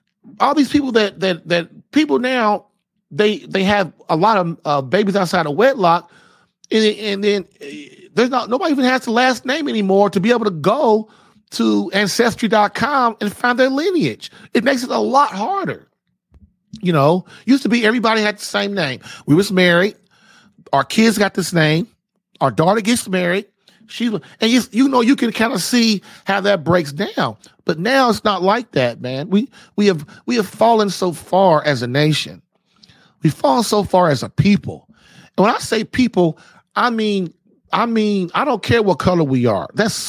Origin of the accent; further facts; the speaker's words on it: Puerto Rico; You're from Mexico and I'm from Puerto Rico.